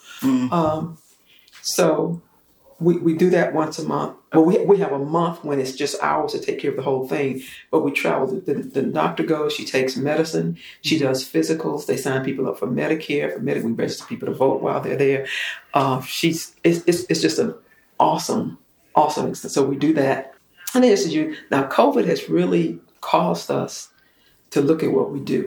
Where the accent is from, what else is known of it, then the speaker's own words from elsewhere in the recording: South Carolina, United States; growing up in South Carolina